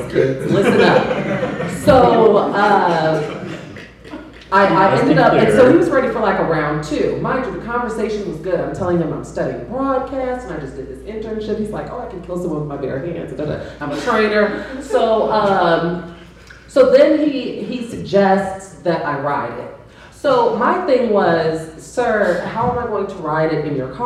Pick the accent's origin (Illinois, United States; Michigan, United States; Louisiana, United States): Illinois, United States; Chicago; I'm from Chicago, and I worked at Lincoln Mall in the South Burbs